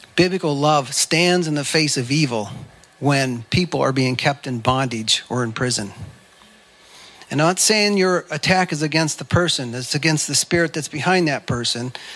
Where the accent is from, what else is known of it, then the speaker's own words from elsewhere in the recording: United States; I'm an American